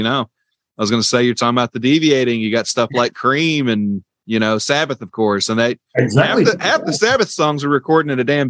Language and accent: English; the South, United States; also born or lived in Dalton, Georgia; I'm from the South